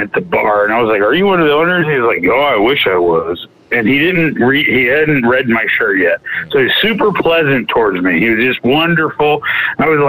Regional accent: Southern Illinois, United States; I'm from Southern Illinois

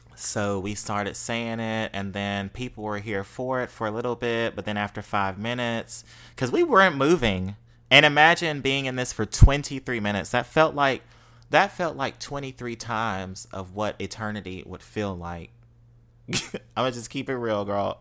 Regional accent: Mississippi, United States; accent: Mississippi; now in New Orleans, United States; I'm from Mississippi

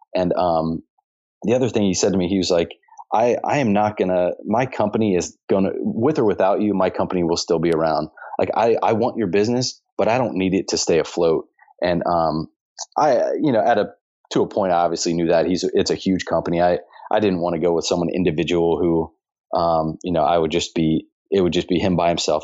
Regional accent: Dayton, Ohio, United States; also born or lived in Scottsdale, Arizona; now in Cincinnati, United States; I have a lot of family where I grew up in Dayton, Ohio, which is only about 45 minutes from here

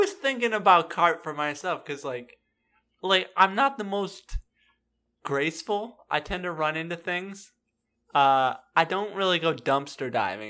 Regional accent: Texas, United States; just being from Texas, I think Dwayne is an interesting parallel just because of that, you know?

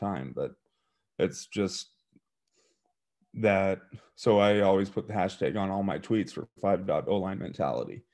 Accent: eastern Montana, United States; moved away as an adult; now in Ohio, United States; I grew up in a small town in eastern Montana, about five thousand people.

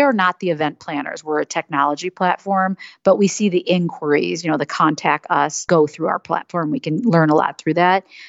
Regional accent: Madison, Wisconsin, United States; moved away as an adult; also born or lived in Michigan; now in Chicago, United States; I grew up in Madison, Wisconsin, and moved to Chicago after University of Michigan, so Midwesterner

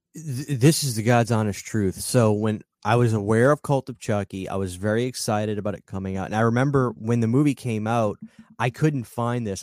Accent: New Orleans, Louisiana, United States; I'm from New Orleans, I was raised in voodoo culture

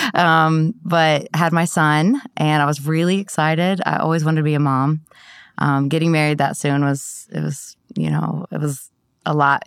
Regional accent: Columbus, Ohio, United States; now in Columbia, United States; I'm, um, from Columbus, Ohio

